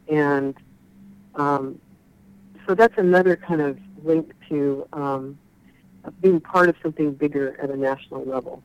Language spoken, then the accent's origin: English; Chico, California, United States; moved away as an adult; also born or lived in Davis, California / Santa Cruz, California; now in Oregon, United States; in Chico, California